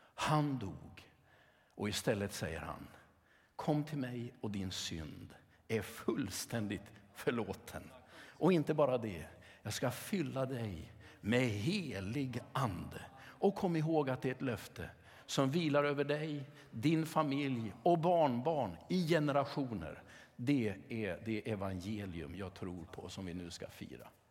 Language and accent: Swedish; Sweden; som sekulär svensk